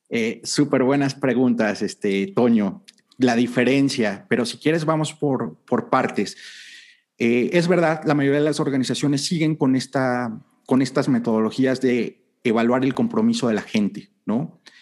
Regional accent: Mexico

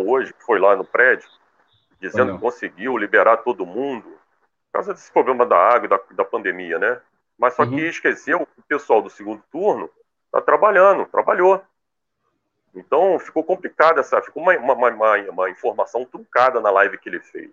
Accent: Brazil

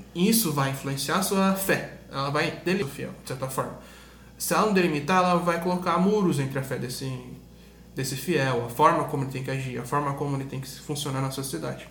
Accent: Brazil; a gente é português, a gente é brasileiro

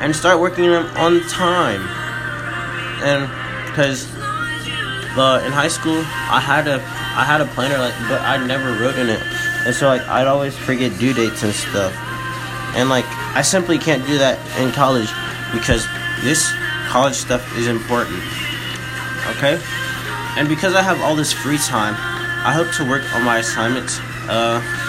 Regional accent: Birmingham, Alabama, United States; my parents are from Nigeria. However, I'm from Brooklyn Hospital, and that's down the street from the UAB campus. That's probably why I don't have an accent

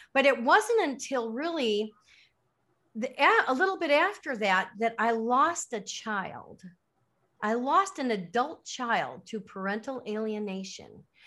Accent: Lake Forest, Illinois, United States; moved away as an adult; also born or lived in Miami, Florida / Chicago; now in Caribbean; I was born in Miami, but I grew up in Lake Forest, Illinois

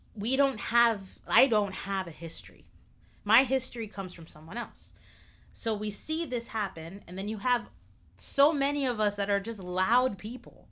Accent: United States; I'm American

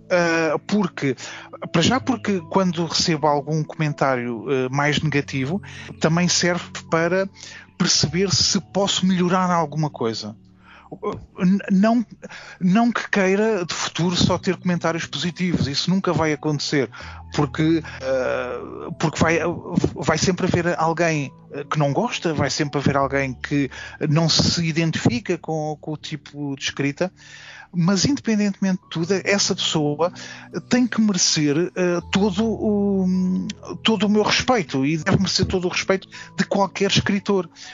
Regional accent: Forte da Casa, Lisbon, Portugal; also born or lived in São João da Pesqueira; também considero um pouco como também a minha terra, para além do Forte da Casa, uh, também São João da Pesqueira é também a minha terra

